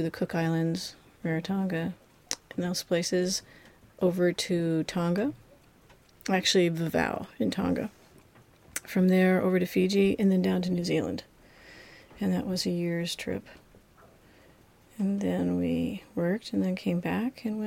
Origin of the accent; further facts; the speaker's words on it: Berkeley, California, United States; now in Hawaii, United States; I'm from Berkeley, California, and now residing in Hawaii.